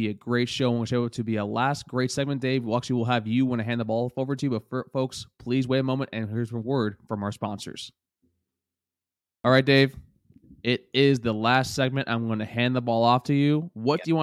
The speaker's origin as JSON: {"language": "English", "region": "South Florida", "country": "United States", "tie": "born or raised there", "said": "grew up in South Florida, bro."}